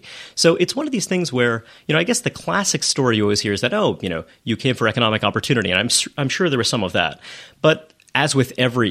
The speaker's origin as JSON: {"language": "English", "town": "New York City", "region": "New York", "country": "United States", "tie": "born or raised there", "said": "I grew up in Brooklyn. I grew up in Kensington from 9 until I left home for college. And I grew up in Borough Park, a neighborhood that has changed quite a lot."}